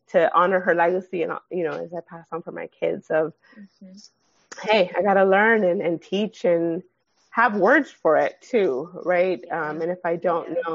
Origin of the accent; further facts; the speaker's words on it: Nigeria; they know that I'm Nigerian